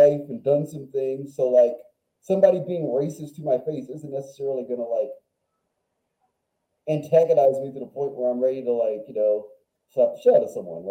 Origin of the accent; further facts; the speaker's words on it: Washington, District of Columbia, United States; I'm from Washington, D.C., born and raised, far northeast Washington